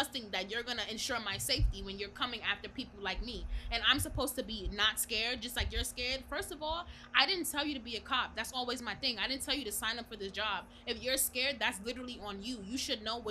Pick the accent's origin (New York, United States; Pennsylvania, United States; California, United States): New York, United States; I'm from New York